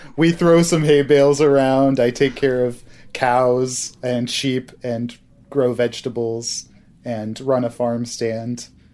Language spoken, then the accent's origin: English; Hancock, Maine, United States; now in Vermont, United States; I grew up in the town of Hancock, Maine.